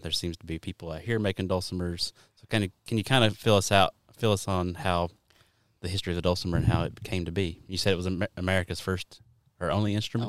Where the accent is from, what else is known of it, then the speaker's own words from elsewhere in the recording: Kentucky, United States; We're from Kentucky